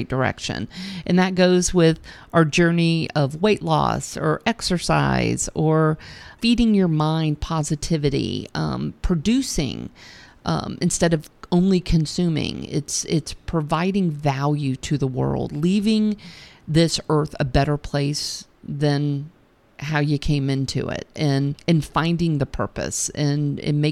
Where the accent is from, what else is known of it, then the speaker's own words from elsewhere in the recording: United States; I'm obligated as an American